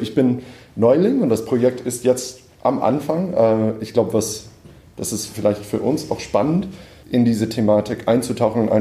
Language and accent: German; United States; now in Berlin, Germany; ich bin Komponist, ich wohne in Berlin, ich komme aus den USA, bin Ende 30